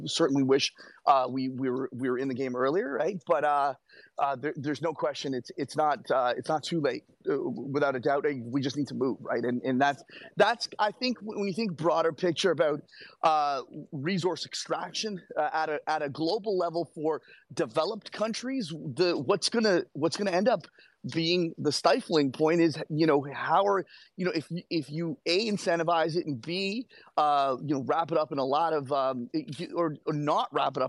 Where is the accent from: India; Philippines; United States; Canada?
Canada; as a Canadian